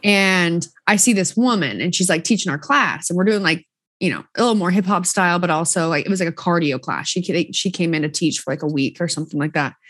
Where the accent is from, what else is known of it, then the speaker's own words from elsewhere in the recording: Southern Utah, United States; I'm from Southern Utah.